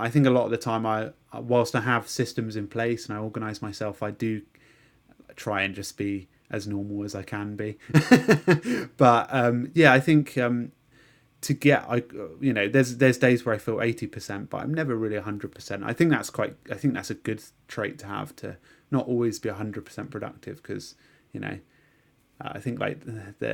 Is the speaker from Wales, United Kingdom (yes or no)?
no; London, United Kingdom; born there; I was I was born in London, but we moved to a really nice rural part.